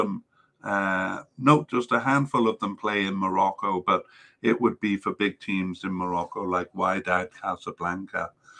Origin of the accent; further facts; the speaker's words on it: Canada; makes me shudder as a Canadian fan